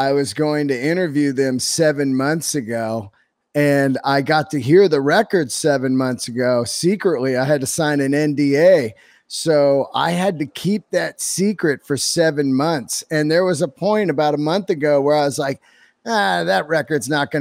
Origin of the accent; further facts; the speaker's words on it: California, United States; also born or lived in New York; I'm born and raised in California